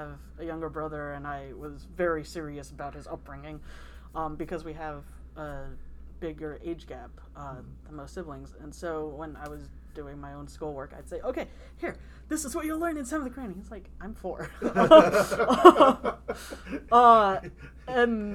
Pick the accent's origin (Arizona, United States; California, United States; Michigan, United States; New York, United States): California, United States; moved away as an adult; also born or lived in San Diego; I was born and raised in California